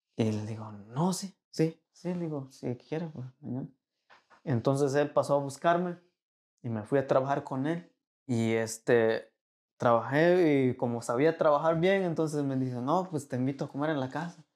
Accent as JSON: {"language": "Spanish", "region": "Veracruz", "country": "Mexico", "also_born_or_lived": "Monterrey", "moved": "as an adult", "lives_now": "United States", "said": "Yo soy de Veracruz y sé de dónde vengo."}